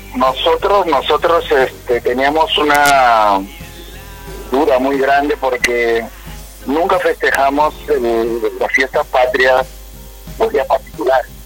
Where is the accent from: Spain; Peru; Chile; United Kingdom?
Peru; moved away as an adult; also born or lived in Venezuela / Curaçao; cuando yo salí de Perú y llegué a Venezuela